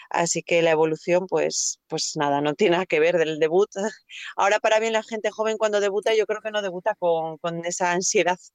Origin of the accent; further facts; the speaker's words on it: Gijón, Asturias, Spain; moved away as an adult; mi último año en Gijón